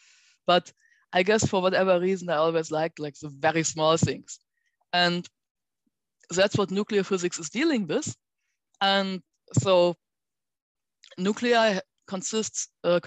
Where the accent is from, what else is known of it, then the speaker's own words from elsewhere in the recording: near Bonn, North Rhine-Westphalia, Germany; moved away; I enrolled at Bonn University, which was actually quite close to my hometown